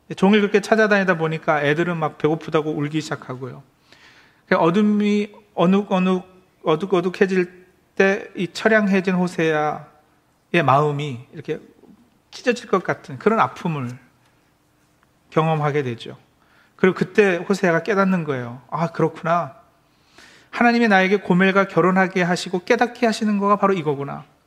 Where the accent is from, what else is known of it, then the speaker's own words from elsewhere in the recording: Maryland, United States; 제가 어, 메릴랜드에서 자란